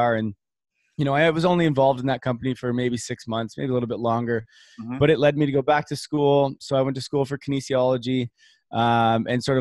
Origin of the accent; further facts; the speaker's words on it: Canada; growing up in Canada